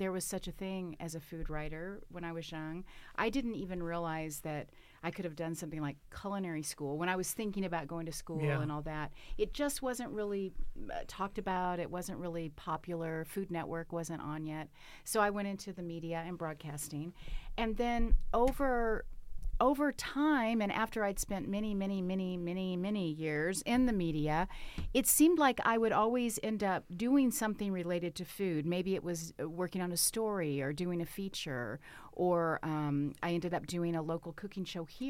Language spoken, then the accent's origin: English; Southern United States, United States; I grew up in the South, and if you are from the South or know anything about Southern culture, food is the centerpiece. So I had a Southern granny